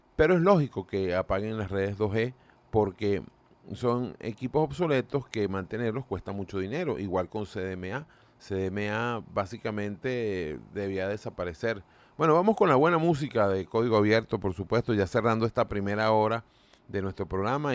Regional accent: Venezuela

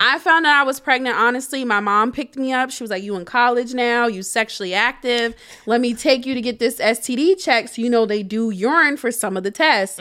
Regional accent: Harrisburg, Pennsylvania, United States; also born or lived in Shippensburg; moving back to Harrisburg, to my hometown

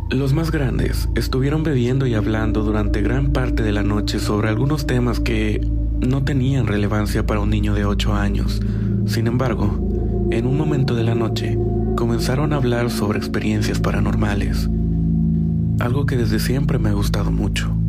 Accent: Costa Rica; soy de Costa Rica. Mi familia es de un lugar que actualmente está un poco más comercializado, pero antes era un pueblo bastante pequeño, llamado Nicoya.

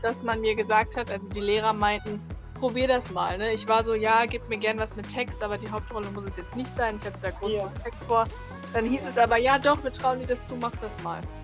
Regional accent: North Rhine-Westphalia, Germany; now in Berlin, Germany; Ich komme ursprünglich aus NRW

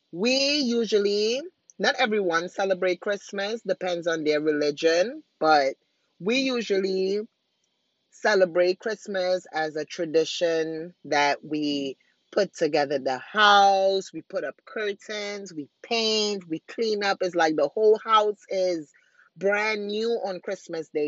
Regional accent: Trinidad & Tobago; moved away; I'm originally from Trinidad

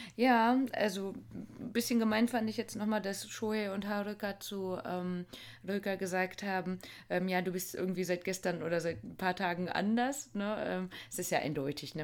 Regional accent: Germany; bei uns in Deutschland

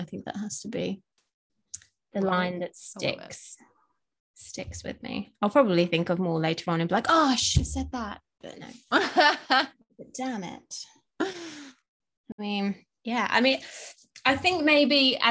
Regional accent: England, United Kingdom; I'm English as well

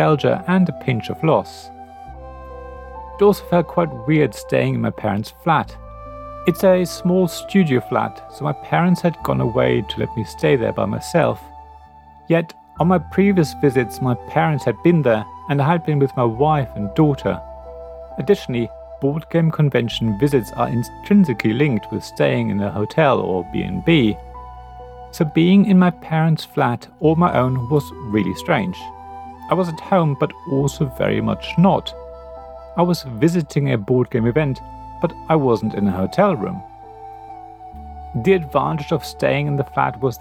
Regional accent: Berlin, Germany; moved away; Berlin is my hometown. I was born there and spent all of my childhood and youth there.

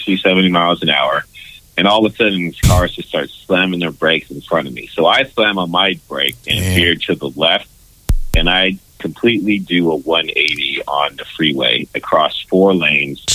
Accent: California, United States; moved away as an adult; also born or lived in Texas; I'm from California

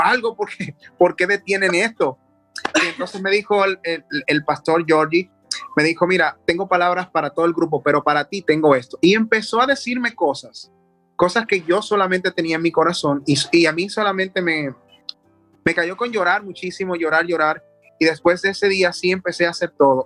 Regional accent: Dominican Republic; obtuve premios en mi país, como el Premio Soberano, que es un premio secular bastante eh, importante acá.

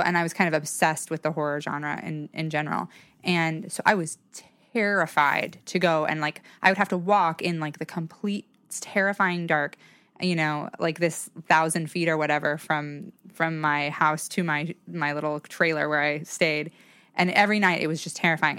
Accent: Salmon, Idaho, United States; also born or lived in Boise, Idaho; I was born in Salmon, Idaho, which is a very small town

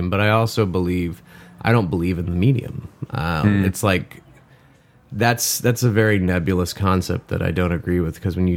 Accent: the Bible Belt, the South, United States; I am from the Bible Belt. I grew up in a Southern Baptist evangelical type mindset

